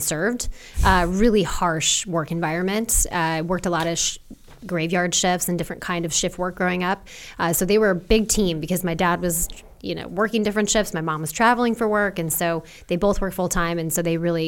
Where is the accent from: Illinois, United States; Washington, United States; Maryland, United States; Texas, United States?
Washington, United States; just south of Seattle; also born or lived in Orem, Utah; when I was 3, I moved up to Washington State, just south of Seattle. So that's really what I call home.